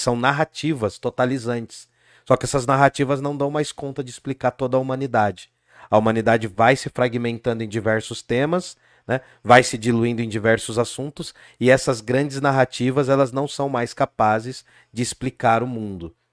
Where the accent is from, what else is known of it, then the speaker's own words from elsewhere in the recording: Brazil; a gente é brasileiro